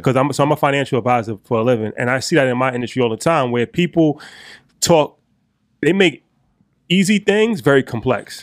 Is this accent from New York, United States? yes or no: yes; Westchester, New York, United States; we're from Westchester